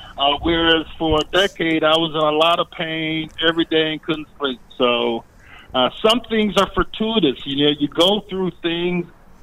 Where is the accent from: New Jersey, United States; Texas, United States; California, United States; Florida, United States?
Florida, United States; Sarasota; you can call Bookstore One here in my hometown of Sarasota.